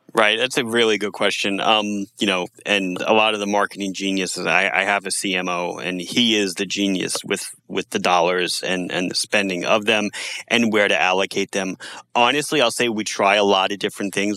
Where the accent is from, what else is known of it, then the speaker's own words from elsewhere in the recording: United States; as Americans